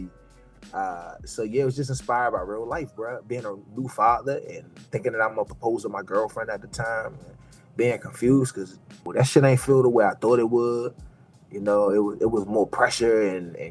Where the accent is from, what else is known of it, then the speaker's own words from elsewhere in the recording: Washington, District of Columbia, United States; I'm born and raised in Washington, D.C. and Southeast, which is the poorest quadrant of the city.